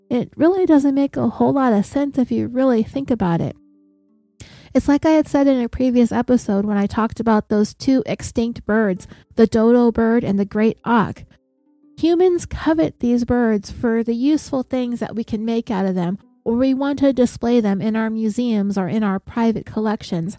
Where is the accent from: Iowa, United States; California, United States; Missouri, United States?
California, United States; I am from California